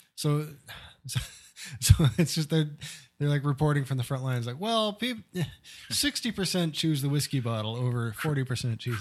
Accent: Nebraska, United States; growing up in Nebraska

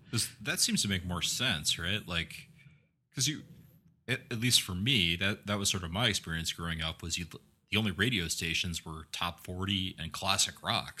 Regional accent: Midwest, United States; growing up in the Midwest

